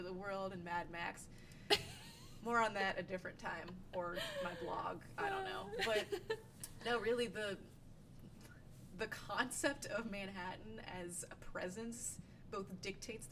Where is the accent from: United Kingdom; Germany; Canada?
Germany; moved away; I grew up in Germany